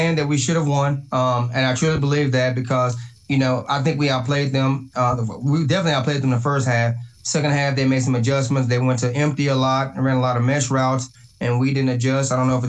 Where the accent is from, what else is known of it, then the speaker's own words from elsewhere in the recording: Dallas, Texas, United States; me growing up in Dallas, I understand the swagger of the University of Texas, the confidence of the Texas, their alumni. I get it, because I grew up around it.